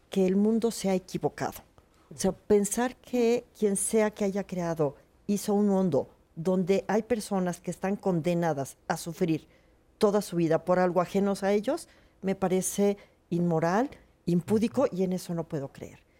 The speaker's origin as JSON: {"language": "Spanish", "region": "Mexico City", "country": "Mexico", "said": "no es lo mismo los que somos chilangos, perdón, pero estamos chilangos y que a cada rato nos tiembla."}